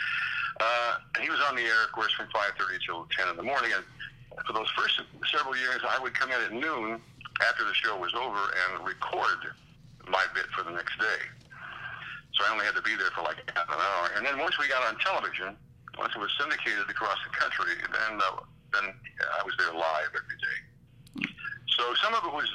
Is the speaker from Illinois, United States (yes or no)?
yes; Pekin, Illinois, United States; moved away as an adult; also born or lived in Peoria, Illinois / Fort Wayne, Indiana / Cleveland / Chicago; now in New York, United States; back in my hometown, Peoria, Illinois. I'm actually from a town across the river called Pekin, Illinois